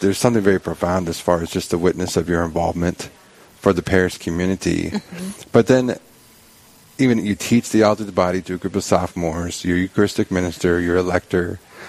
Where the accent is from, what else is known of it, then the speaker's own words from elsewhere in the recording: California, United States; moved away; I'm originally from California